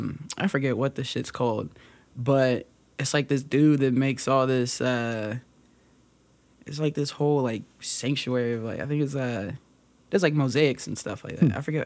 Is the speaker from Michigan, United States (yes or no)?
yes; Lansing, Michigan, United States; moved away; I'm from Lansing, which is just like right down the road from Detroit, like an hour and some change, you know. So I got a lot of family in Detroit.